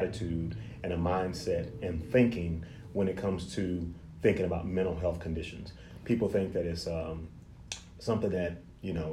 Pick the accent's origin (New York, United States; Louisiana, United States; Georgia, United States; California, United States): Louisiana, United States; Lake Charles; also born or lived in Austin, Texas / Shreveport / Tennessee; So I am originally from Lake Charles, Louisiana, which is about five and a half, six hours from here. Um, I was born in, I was born